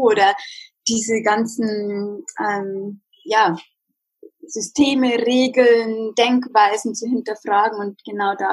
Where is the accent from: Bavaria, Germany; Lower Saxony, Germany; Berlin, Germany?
Bavaria, Germany; Regensburg; ich bin aus Regensburg, aus der Nähe von München. 30 Jahre alt